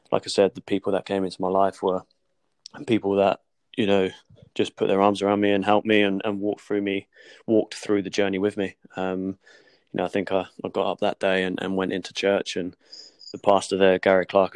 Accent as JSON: {"language": "English", "town": "Portsmouth", "region": "South East England", "country": "United Kingdom", "tie": "born or raised there", "moved": "as an adult", "lives_now": "London, United Kingdom", "said": "I moved away from Portsmouth. I moved away from my family church that I grew up"}